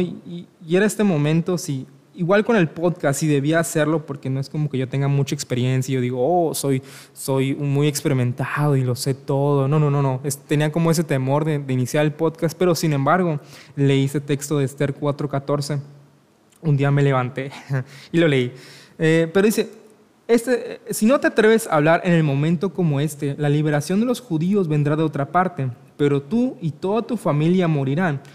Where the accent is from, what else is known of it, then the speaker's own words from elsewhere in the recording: Mexico; soy de México